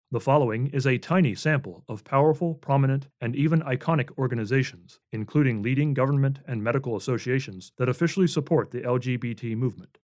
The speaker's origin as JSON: {"language": "English", "country": "United States", "said": "a flag that, as an American myself, I have always loved and have been very thankful to call my flag quote unquote."}